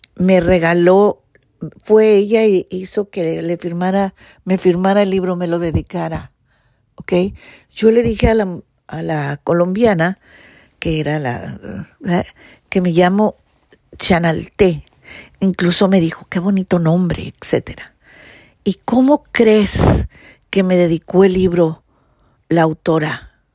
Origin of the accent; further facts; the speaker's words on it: Mexico; yo soy mexicana